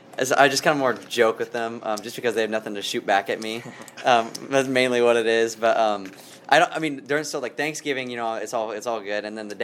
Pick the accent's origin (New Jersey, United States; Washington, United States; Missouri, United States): Washington, United States; Olympia; I'm from Olympia, Washington.